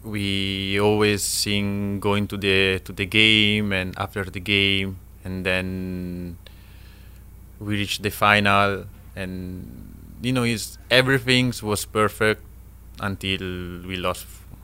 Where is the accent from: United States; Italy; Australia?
Italy; English is a second language; moved away as an adult; now in Philippines; I came from Italy